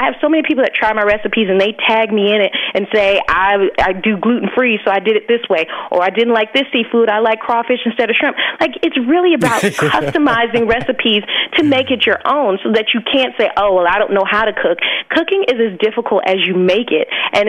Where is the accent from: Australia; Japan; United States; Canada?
United States; Alabama; Because I grew up born and raised in Alabama, and my family is from like the islands of Jamaica and Trinidad.